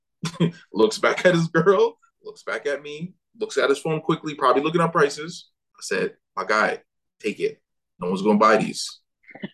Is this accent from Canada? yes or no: no; Jamaica; I am Jamaican